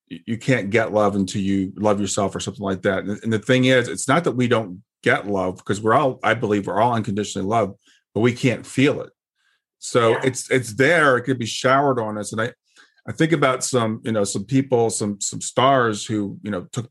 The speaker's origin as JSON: {"language": "English", "country": "United States", "tie": "born or raised there", "said": "I grew up in America"}